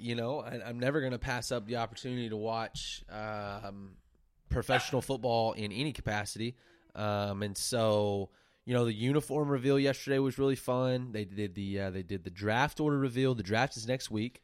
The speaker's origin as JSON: {"language": "English", "town": "Silver Springs", "country": "United States", "tie": "born or raised there", "moved": "as an adult", "said": "back to my hometown, Silver Springs"}